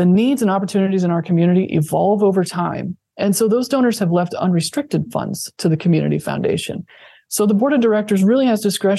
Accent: Thayer County, Nebraska, United States; now in Lincoln, United States; even my hometown, my home county of Thayer County has a Giving Day as well

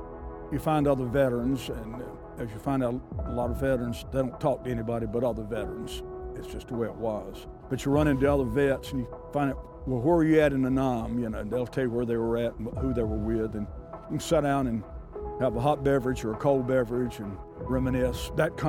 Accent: Angier, North Carolina, United States; I said, I'm from North Carolina.

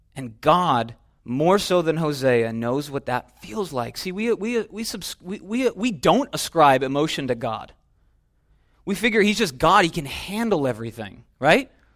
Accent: Minnesota, United States; now in California, United States; We're in California, right? I'm from Minnesota.

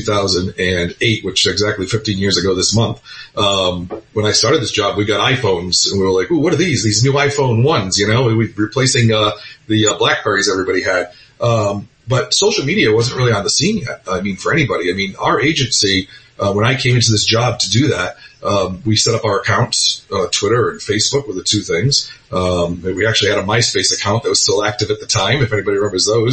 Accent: Providence, Rhode Island, United States; moved away as an adult; also born or lived in St. Louis, Missouri / Vermont / Florida; now in Boca Raton, United States; my home state and town in Providence, Rhode Island

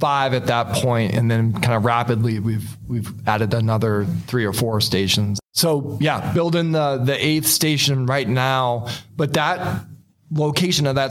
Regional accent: Massachusetts, United States; moved away as an adult; now in Goodyear, United States; I'm originally from Massachusetts

